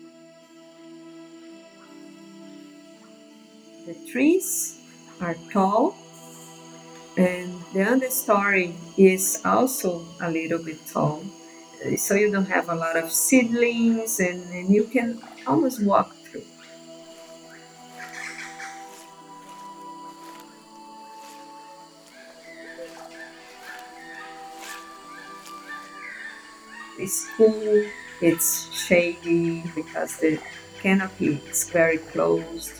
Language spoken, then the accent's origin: English; Belém, Pará, Brazil; I'm from the Amazon. So I was born in Belém, which is one of the biggest cities of the Amazon